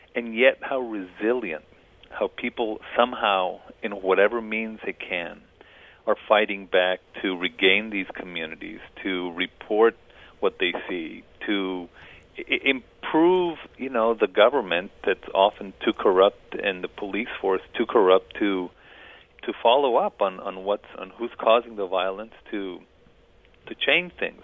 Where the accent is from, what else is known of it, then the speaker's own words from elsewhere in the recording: El Paso, Texas, United States; I crossed back and forth along the border, and that was how I grew up in El Paso